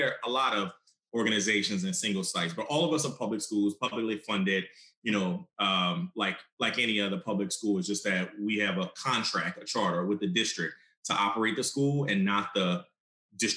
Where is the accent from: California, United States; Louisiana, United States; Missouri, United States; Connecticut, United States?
Louisiana, United States; New Orleans; I'm from New Orleans, so that was really special for me to come back home after college